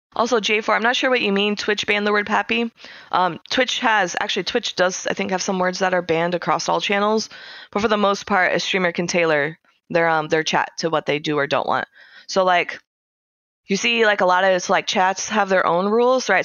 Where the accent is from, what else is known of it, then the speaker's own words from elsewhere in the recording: United States; as an American